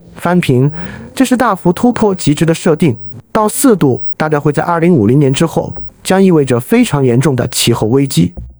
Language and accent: Chinese; China; 作为一个中国人